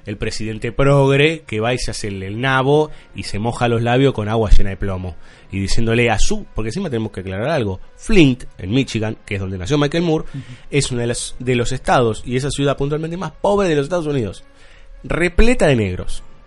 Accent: Argentina; somos argentinos

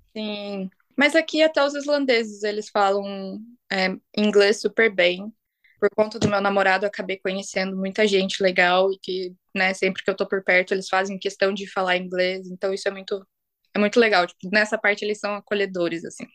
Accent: Brazil; moved away as an adult; now in Iceland; eu sou brasileira

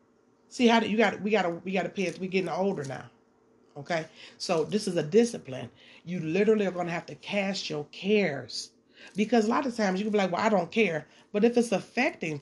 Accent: Detroit, Michigan, United States; I'm from Detroit

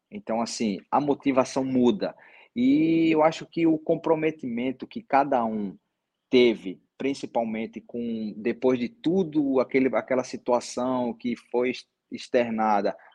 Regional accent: Northeast Region, Brazil; O outro clube era do Nordeste também, eu sou nordestino, eu conheço o futebol do Nordeste

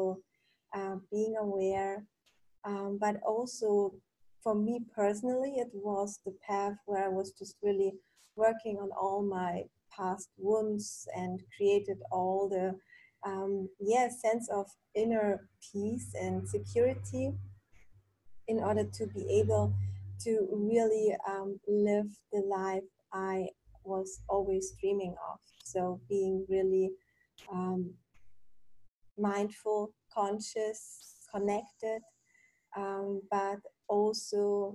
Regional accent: Germany; also born or lived in Poland / Munich; I'm originally from Poland. I grew up in Germany

